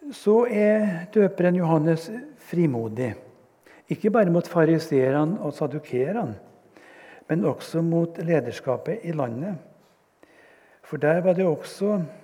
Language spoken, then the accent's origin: Norwegian; west of Namsos, Trøndelag, Norway; accent: Trønder; jeg er jo trønder, som dere hører. Jeg kommer fra en plass vest for Namsos.